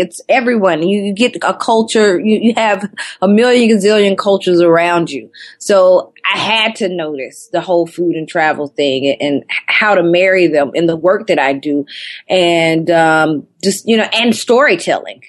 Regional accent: Athens, Georgia, United States; moved away as an adult; also born or lived in Atlanta, Georgia; now in Brooklyn, United States; I'm born and raised in Athens, Georgia, which is about 45 minutes outside of Atlanta.

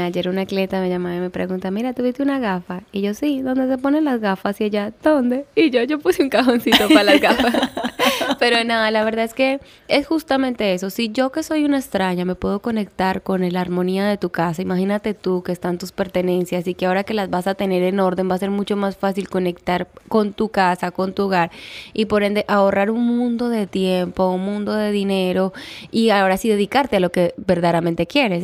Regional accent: Colombia; moved away as an adult; now in Dominican Republic; Yo soy de Colombia y llevo cinco años aquí en esta hermosa isla

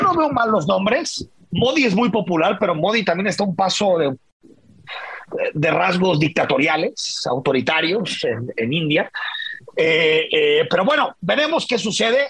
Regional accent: Mexico; somos los mexicanos

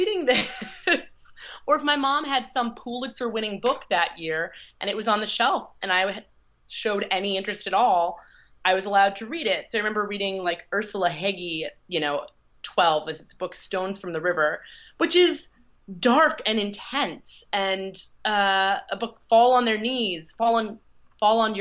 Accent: Midwest, United States; I'm from the Midwest.

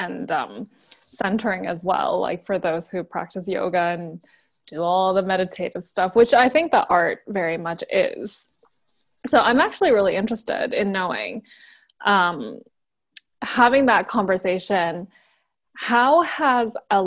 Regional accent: Vancouver, British Columbia, Canada; born or raised there

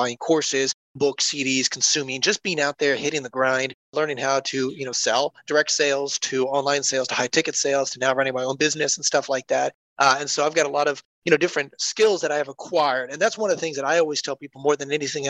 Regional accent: Columbus, Ohio, United States; also born or lived in North Carolina; I am actually here from Columbus, Ohio, then moved down to North Carolina, was living there for a few years, then came back up to Ohio

